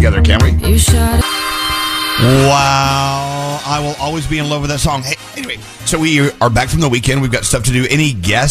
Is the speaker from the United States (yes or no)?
yes; Texas, United States; moved away; Growing up in Texas, I'll never, ever really know how we survived those summers because it's really bad.